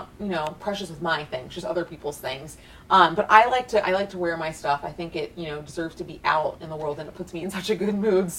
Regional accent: Texas, United States; Like, what was it like growing up in Texas, mm-hmm. like, being who you are and over the top? And I was like, I thought I was fabulous

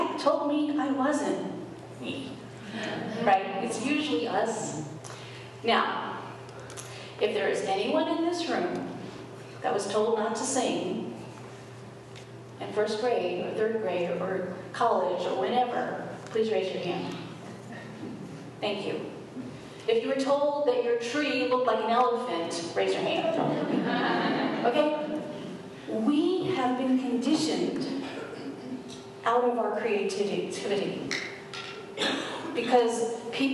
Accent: New York, United States; I grew up in New York, and I went to acting school in American Academy of Dramatic Arts

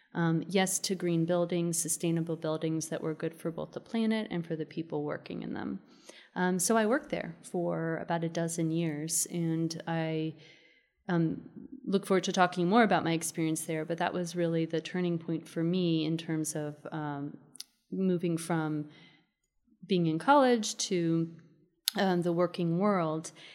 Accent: Maryland, United States; now in Austin, United States; I grew up in the suburbs of Maryland

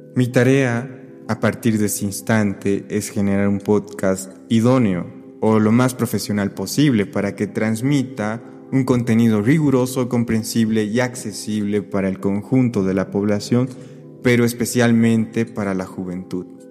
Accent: Cochabamba, Bolivia; moved away as an adult; now in Madrid, Spain; me encuentro en Cochabamba, Bolivia, en la ciudad que me vio nacer

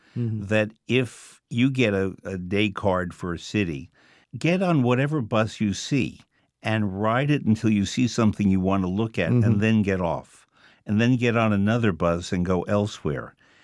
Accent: New York, United States; also born or lived in Paris; my hometown of New York

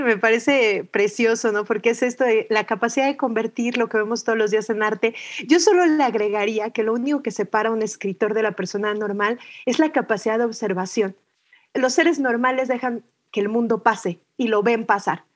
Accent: Mexico City, Mexico; Y soy mexicana, nací en la Ciudad de México

